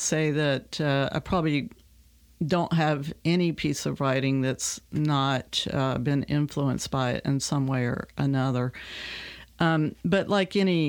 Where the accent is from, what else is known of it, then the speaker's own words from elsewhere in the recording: Richlands, Virginia, United States; I was born there in Richlands. We left there in 1969, so I spent, you know, my whole childhood was pretty much encapsulated in that area.